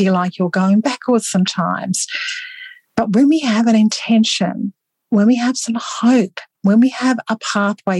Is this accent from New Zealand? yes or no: no; Australia; Australian research, where I'm from